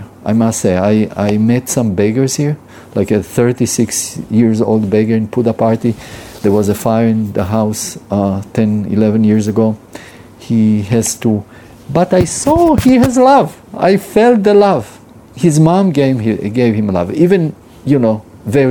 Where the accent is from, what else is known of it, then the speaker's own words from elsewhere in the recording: Israel; I'm Jewish. I was born in Israel